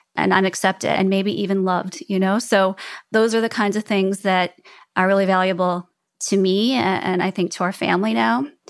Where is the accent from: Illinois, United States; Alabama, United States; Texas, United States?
Illinois, United States; Chicago; moved away; also born or lived in Prague / New York City; where I grew up in Chicago